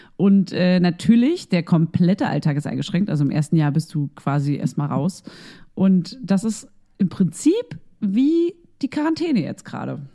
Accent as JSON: {"language": "German", "region": "Berlin", "country": "Germany", "said": "Ich bin ja auch ein Berliner und ich darf das sagen, weil ich komme hierher"}